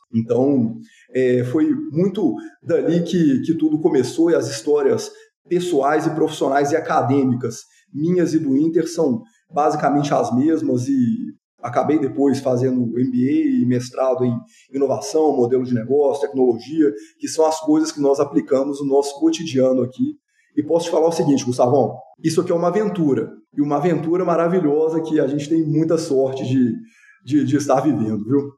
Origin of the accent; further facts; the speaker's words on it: Belo Horizonte, Minas Gerais, Brazil; sou nascido e criado em Belo Horizonte